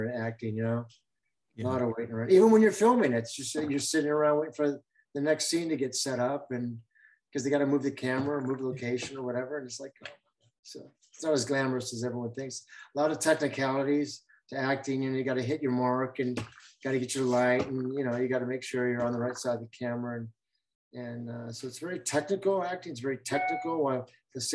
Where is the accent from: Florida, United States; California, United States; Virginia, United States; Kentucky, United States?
California, United States; Covina; also born or lived in Hollywood, Los Angeles; I grew up in Covina